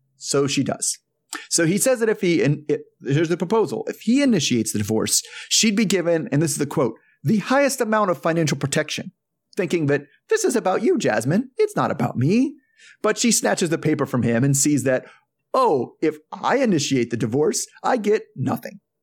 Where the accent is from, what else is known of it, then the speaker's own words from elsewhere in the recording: United States; as an American Catholic